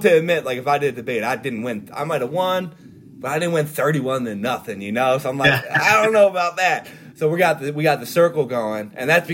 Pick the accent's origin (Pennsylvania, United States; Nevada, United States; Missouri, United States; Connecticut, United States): Pennsylvania, United States; Norristown; growing up in Norristown.